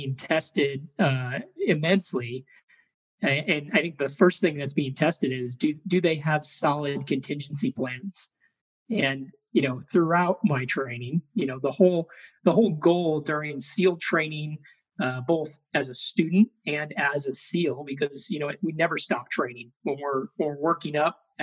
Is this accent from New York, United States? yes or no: no; Chicago, Illinois, United States; I grew up in Chicago, Illinois